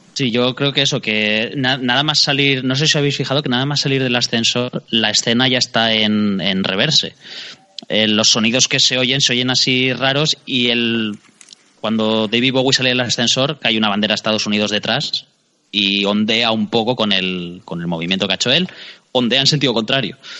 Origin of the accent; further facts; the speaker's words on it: Alicante, Valencian Community, Spain; los dos somos de Alicante